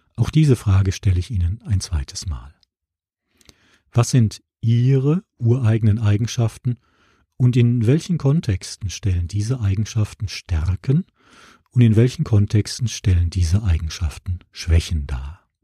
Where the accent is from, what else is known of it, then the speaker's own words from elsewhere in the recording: Essen, North Rhine-Westphalia, Germany; Essen, meine Heimatstadt im Ruhrgebiet